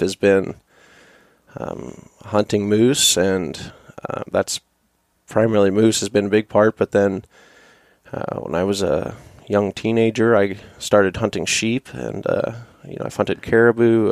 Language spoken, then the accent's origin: English; Fairbanks, Alaska, United States; born and raised here. I was born here in Fairbanks